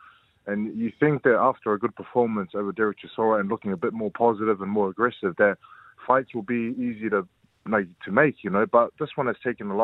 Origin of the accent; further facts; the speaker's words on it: New Zealand; I'm from New Zealand